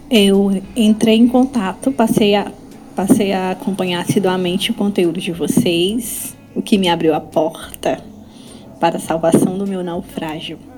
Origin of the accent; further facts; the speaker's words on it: Pedreiras, Maranhão, Brazil; sou de Pedreiras, tá, Maranhão.